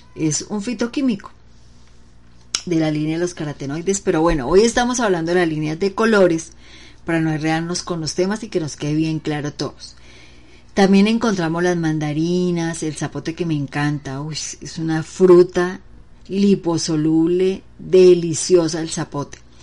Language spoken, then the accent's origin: Spanish; Bucaramanga, Santander, Colombia; also born or lived in Pamplona, Norte de Santander; mi tierra donde nací, una ciudad muy chica, Pamplona norte de Santander, y le dicen apio, pero acá donde yo vivo en Bucaramanga, bueno, toda mi vida casi más de 40 años he vivido en Bucaramanga